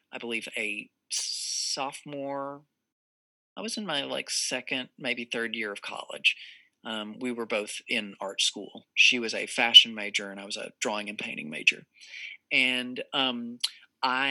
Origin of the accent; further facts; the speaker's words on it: Texas, United States; I'm from Texas. I'm from the South.